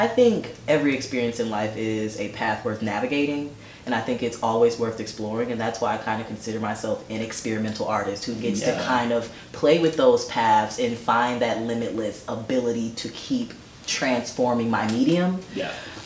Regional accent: United States; as an American culturally

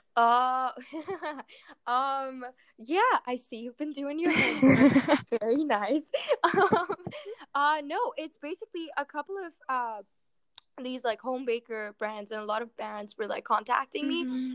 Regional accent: Mumbai, Maharashtra, India; I'm originally from Mumbai, India

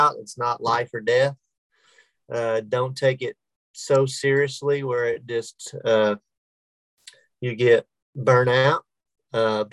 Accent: Sulphur, Oklahoma, United States; now in Oklahoma City, United States; I taught there at my hometown, Sulphur, Oklahoma, and coached baseball

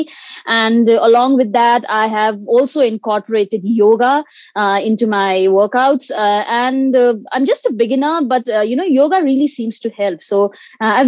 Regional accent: Sikkim, India; I'm from Sikkim, India

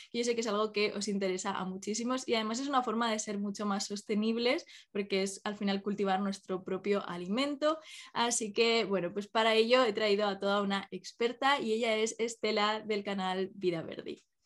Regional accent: Málaga, Andalusia, Spain; now in Pamplona, Spain; yo que soy de, o sea, que me crié en Málaga

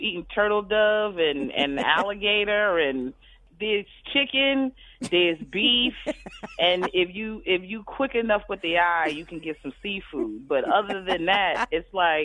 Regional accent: Aberdeen, Maryland, United States; born or raised there; moved away; also born or lived in Baltimore, Maryland

